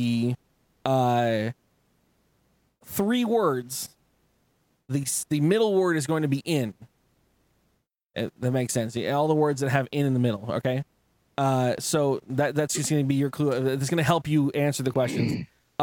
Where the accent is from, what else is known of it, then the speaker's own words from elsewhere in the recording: San Diego, California, United States; moved away; also born or lived in Arizona; I grew up in San Diego